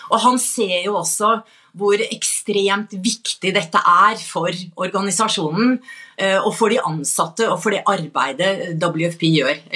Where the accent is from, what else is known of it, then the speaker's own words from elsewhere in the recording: Norway; fordi, jeg er norsk